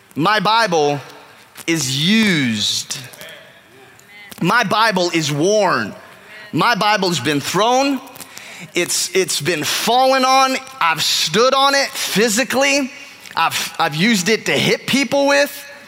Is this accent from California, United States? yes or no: yes; California, United States; moved away; growing up in California